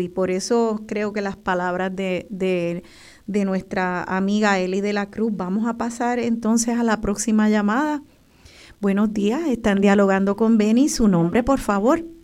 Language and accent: Spanish; Puerto Rico; como boricuas con orgullo